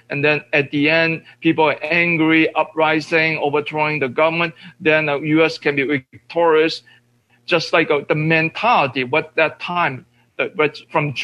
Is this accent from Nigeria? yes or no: no; Hong Kong; moved away; the so-called revolution in Hong Kong, my hometown.